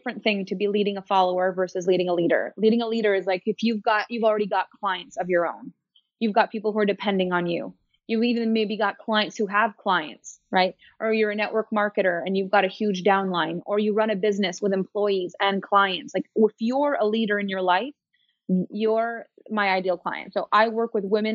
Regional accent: Canada; I'm French Canadian.

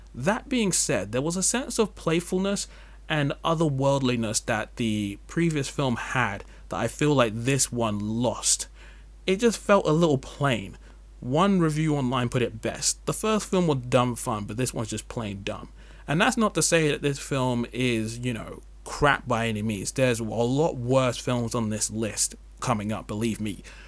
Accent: England, United Kingdom; As an English person

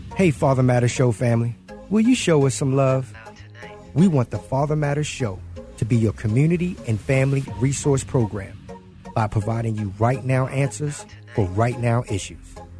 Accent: Baltimore, Maryland, United States; moved away; I'm from Baltimore.

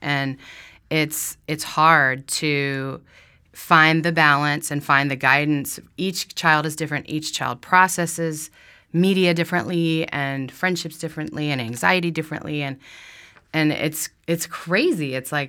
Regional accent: Florida, United States; I've done it. I grew up in Florida. I'm not afraid of fish.

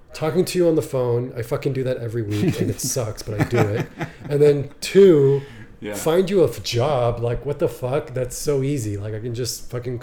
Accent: Palo Alto, California, United States; I grew up in Palo Alto, the streets were rough

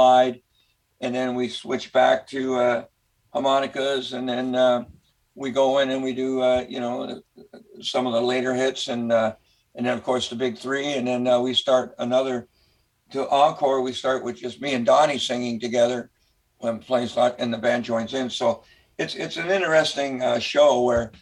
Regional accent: Mississauga, Ontario, Canada; I grew up in Port Credit, which is south side of in Mississauga.

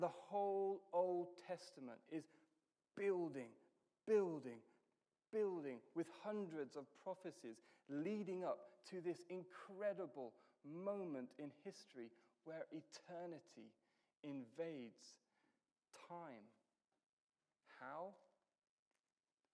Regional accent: United Kingdom; I'm British

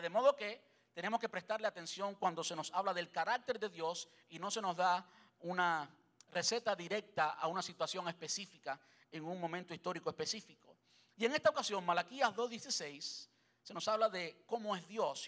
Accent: Cuba; soy cubano

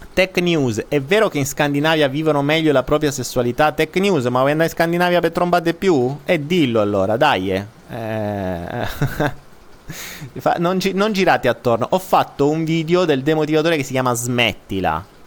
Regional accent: Italy; non dico più italiano

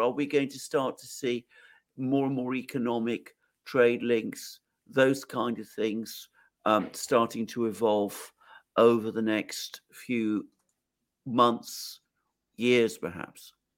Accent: United Kingdom; speaking as a British person

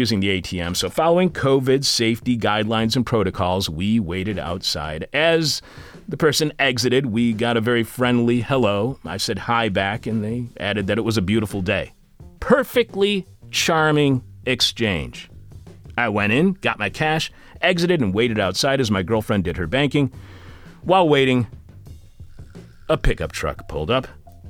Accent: Eastpointe, Michigan, United States; also born or lived in Detroit, Michigan; now in Chicago, United States; I was born in Detroit, but we lived in East Detroit.

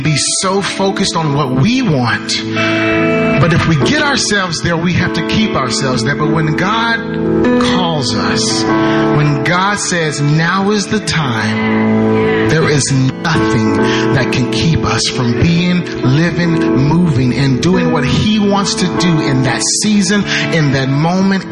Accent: Waldo, Arkansas, United States; I'm originally from Arkansas. I grew up in Waldo, Arkansas. So I'm at home right now.

